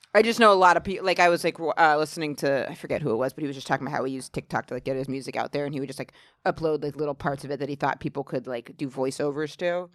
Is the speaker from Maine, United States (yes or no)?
yes; Maine, United States; now in New York, United States; I'm from such a small town in Maine